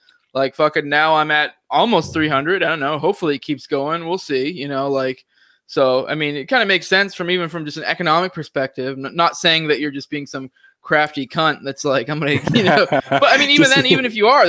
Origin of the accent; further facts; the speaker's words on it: Maine, United States; So like, I was talking before, I'm originally from Maine.